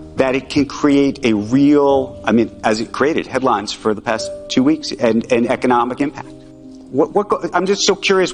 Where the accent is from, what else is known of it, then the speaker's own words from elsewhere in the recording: United States; I'm an American Jew